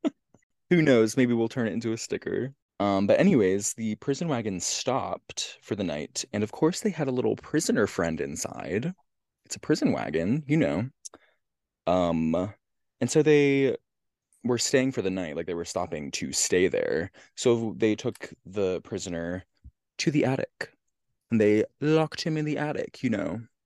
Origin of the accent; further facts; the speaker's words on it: Central Pennsylvania, United States; my hometown.